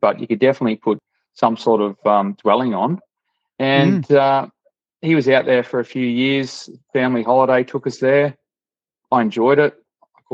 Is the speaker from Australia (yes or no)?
yes; Echuca, Victoria, Australia; moved away as an adult; also born or lived in Moama, New South Wales / Northern Territory; born in Echuca, Victoria, on the Murray there